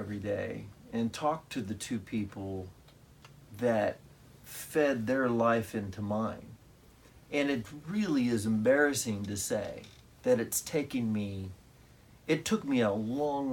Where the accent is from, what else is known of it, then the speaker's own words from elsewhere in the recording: Mahomet, Illinois, United States; I grew up in Mahomet, Illinois, which is 9 miles from Champaign